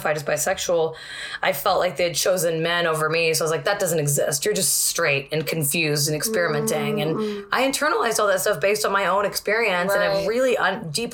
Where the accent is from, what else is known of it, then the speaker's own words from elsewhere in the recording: Corpus Christi, Texas, United States; moved away; also born or lived in Northampton; my hometown of Corpus Christi